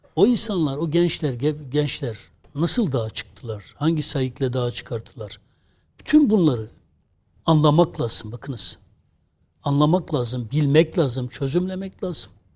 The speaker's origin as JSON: {"language": "Turkish", "region": "Adıyaman", "country": "Turkey", "said": "Biz Adıyaman Malatya'nın eski ilçesiydik."}